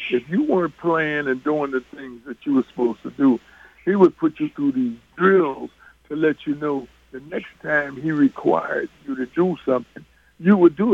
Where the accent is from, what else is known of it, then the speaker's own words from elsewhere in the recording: New York, United States; I knew of Nate when he was in high school because we're both from the New York